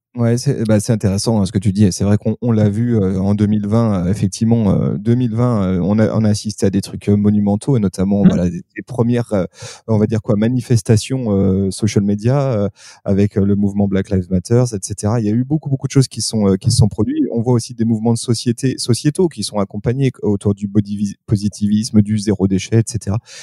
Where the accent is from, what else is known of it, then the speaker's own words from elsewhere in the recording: France; chez nous en France